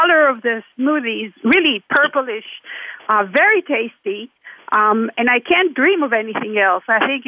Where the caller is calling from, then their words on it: Salem, Oregon, United States; I'm calling from Salem, Oregon.